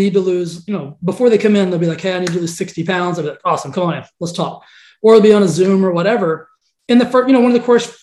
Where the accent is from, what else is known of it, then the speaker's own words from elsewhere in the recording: Texas, United States; I'm from Texas